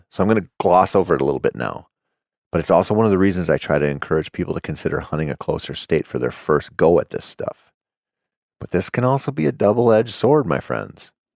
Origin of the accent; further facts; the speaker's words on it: Minnesota, United States; my home state of Minnesota